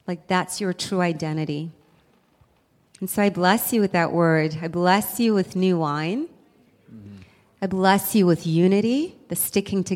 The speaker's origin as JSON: {"language": "English", "country": "South Africa", "moved": "yes", "said": "I'm from South Africa"}